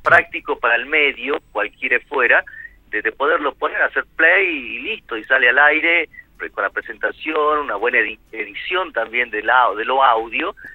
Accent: Amaicha del Valle, Tucumán, Argentina; moved away; also born or lived in Buenos Aires / Punta Alta / Recreo, Catamarca; soy de origen de más allá, un poquito más allá eh, y cerquita de Cafayate, de Amaicha del Valle, mi pueblo natal

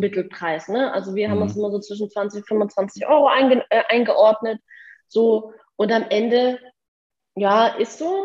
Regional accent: rural Bavaria, Germany; moved away; ich bin selber auf dem Land groß geworden, im tiefsten Bayern

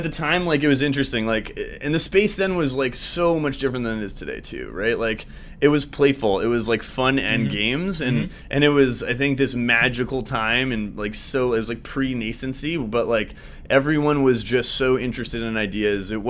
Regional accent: Vancouver, British Columbia, Canada; moved away as an adult; now in Toronto, Canada; I'm from Vancouver originally, on the West Coast in Canada.

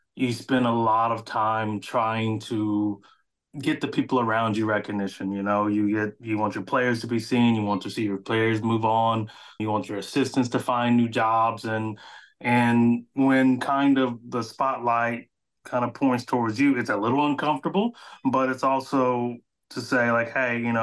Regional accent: Austin, Texas, United States; I was born and raised in Austin, Texas

